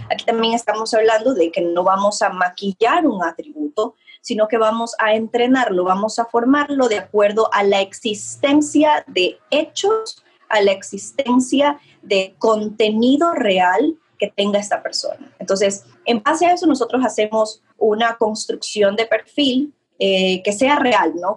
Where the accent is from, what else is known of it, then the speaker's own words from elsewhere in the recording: Ecuador; yo soy de Ecuador